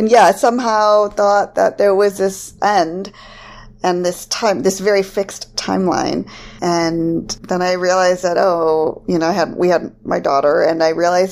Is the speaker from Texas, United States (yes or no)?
no; Farmington Hills, Michigan, United States; moved away as an adult; also born or lived in Ann Arbor, Michigan / Chicago / Boston / Washington, D.C.; now in Smyrna, United States; I grew up in Farmington Hills, mostly, although we moved around a lot